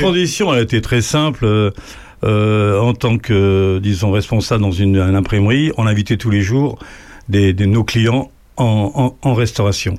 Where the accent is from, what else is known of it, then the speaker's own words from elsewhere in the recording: Lisieux, Normandy, France; moved away; also born or lived in Paris; je suis né à Lisieux